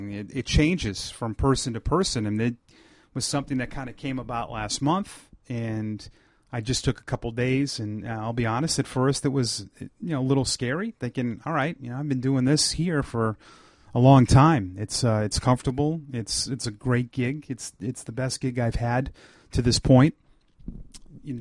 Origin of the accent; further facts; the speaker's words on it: Ashland, Massachusetts, United States; also born or lived in Portland, Maine; I grew up in Ashland, Massachusetts, which is less than an hour from Pawtucket